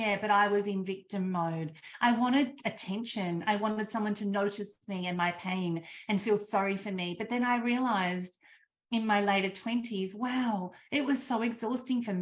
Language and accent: English; Australia; I grew up in Australia in the country